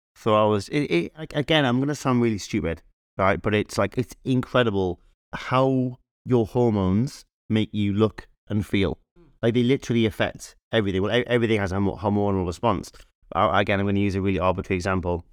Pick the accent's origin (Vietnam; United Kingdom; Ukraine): United Kingdom; Newcastle upon Tyne, North East England; we, we grew up in Newcastle